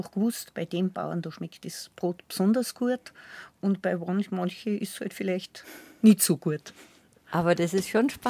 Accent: Salzburg, Austria; Ich, ich komme ja aus dem Innergebirg und ich komme ja in meiner Kindheit noch erinnern

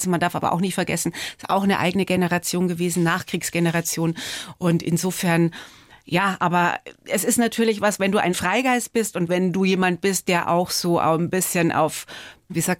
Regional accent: Altötting, Bavaria, Germany; Geprägt haben mich meine Jugend in Altötting, der Sound von … und das Glück, eine junge Mutter zu sein.

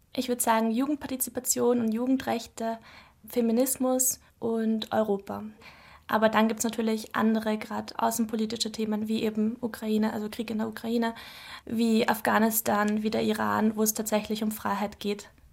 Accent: Mödling, Lower Austria, Austria; also born or lived in Brussels / Vienna; bin ich dann nach Mödling, also das ist in der Nähe von Wien, in eine Vorstadt gekommen und bin dort eigentlich aufgewachsen

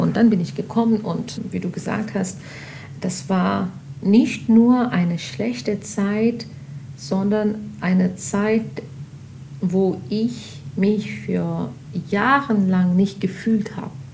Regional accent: Pakistan; German is a second language; moved away as an adult; also born or lived in Afghanistan (ancestry); now in Germany; ich habe nie in Afghanistan gelebt, sondern in Pakistan aufgewachsen und da gelebt und studiert

